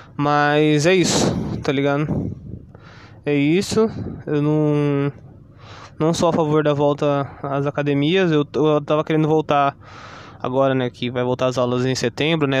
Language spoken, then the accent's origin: Portuguese; Brazil; also born or lived in São Paulo, Brazil / Ubatuba, Brazil; nós brasileiros